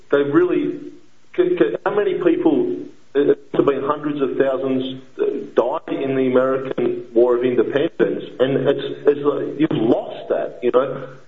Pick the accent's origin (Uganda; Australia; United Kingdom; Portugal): Australia; moved away as an adult; now in Sao Paulo, Brazil; I'm, from Australia, and I left Australia